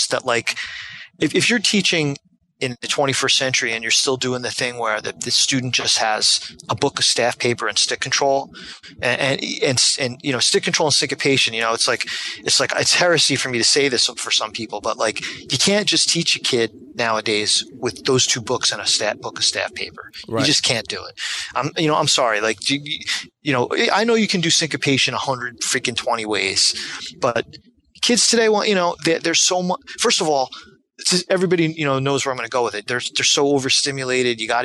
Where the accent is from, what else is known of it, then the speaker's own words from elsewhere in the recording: New Jersey, United States; I grew up, was born and raised in Jersey